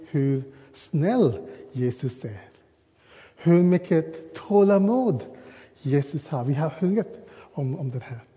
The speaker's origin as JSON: {"language": "Swedish", "country": "Sri Lanka", "tie": "born or raised there", "second_language": "Swedish", "lives_now": "Sweden", "said": "Jag uh, går tillbaka till hemma i Sri Lanka och jag kommer ihåg den curry min mamma har lagat."}